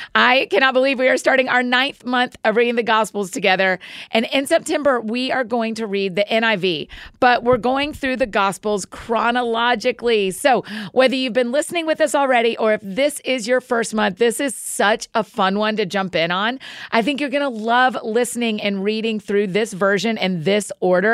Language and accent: English; Marietta, Georgia, United States; accent: Southern; moved away as an adult; also born or lived in Edinburgh, Scotland; now in Nashville, United States; Atlanta. I'm Marietta